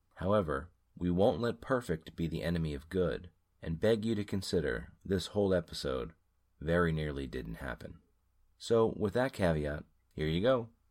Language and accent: English; United States; as an American familiar with a distinctly different accent